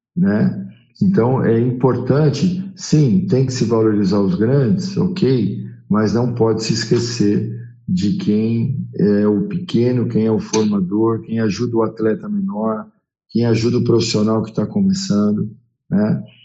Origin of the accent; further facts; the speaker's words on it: São Paulo, Brazil; sou paulistano